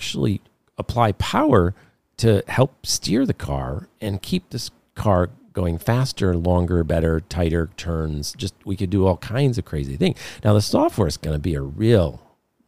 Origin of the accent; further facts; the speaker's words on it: Detroit, Michigan, United States; I grew up in Detroit in the midst of the automotive business